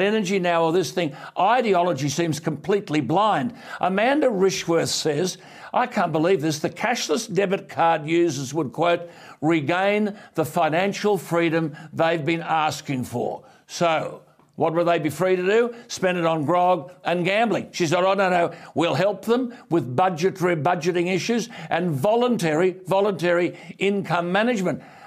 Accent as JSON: {"language": "English", "country": "Australia", "said": "as an Australian"}